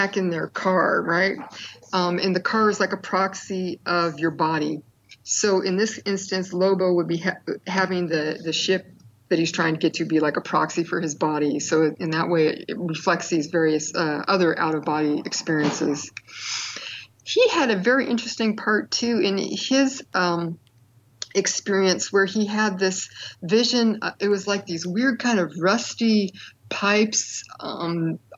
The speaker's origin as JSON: {"language": "English", "area": "East Bay", "region": "California", "country": "United States", "tie": "born or raised there", "said": "I grew up in the East Bay in like the late 60s through the 70s"}